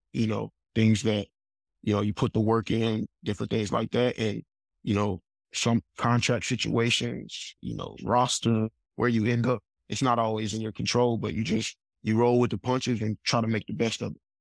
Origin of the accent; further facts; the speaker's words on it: Huntsville, Alabama, United States; I'm from Huntsville, Alabama, my mom and dad, my, my mom's from Huntsville, my dad's from Georgia, I got one sister, and, you know, we just grew up